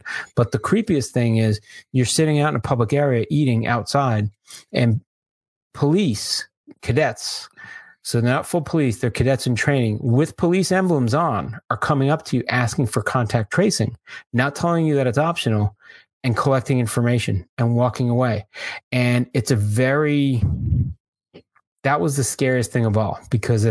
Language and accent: English; Florida, United States; I'm from Florida